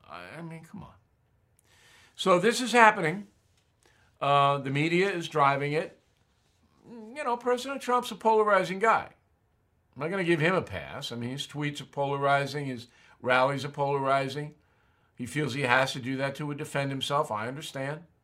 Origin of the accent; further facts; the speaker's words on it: United States; I'm saying that as an American